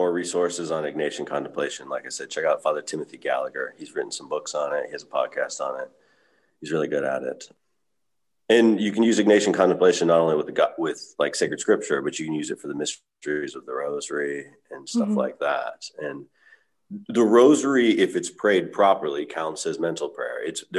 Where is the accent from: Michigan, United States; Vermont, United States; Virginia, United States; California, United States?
California, United States; mine too. I grew up in California, so it's just.